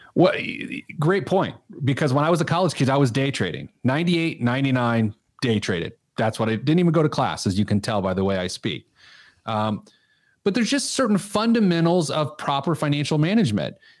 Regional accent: Speedway, Indiana, United States; now in Indianapolis, United States; I grew up in Speedway, and I could, uh, walk to the track from my grandma's house

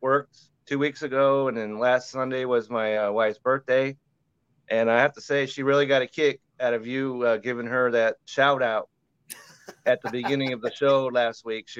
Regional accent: Indiana, United States; I grew up in Indiana

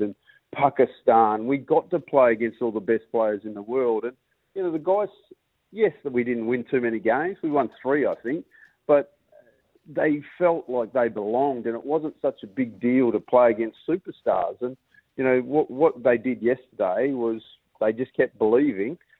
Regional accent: Perth, Western Australia, Australia; moved away as an adult; now in Durham, United Kingdom; us Perth boys

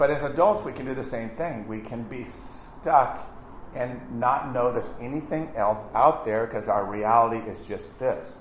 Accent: Virginia, United States; we came from Virginia

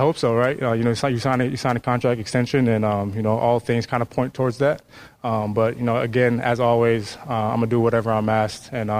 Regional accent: Minnesota, United States

